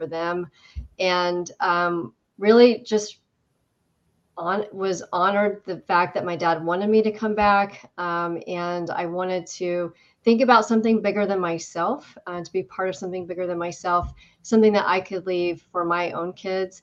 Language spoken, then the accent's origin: English; Indiana, United States; moved away as an adult; also born or lived in Washington, D.C.; I was born and raised in Indiana